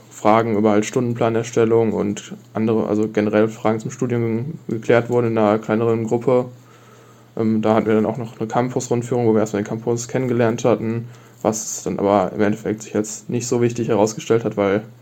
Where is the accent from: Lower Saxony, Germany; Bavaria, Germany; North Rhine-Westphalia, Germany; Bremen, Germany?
North Rhine-Westphalia, Germany; Ich komme aus der Nähe von Dortmund